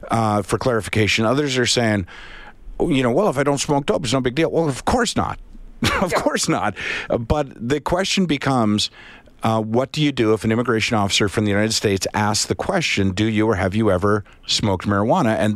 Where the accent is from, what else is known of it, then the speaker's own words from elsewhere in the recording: Canada; I'm from Canada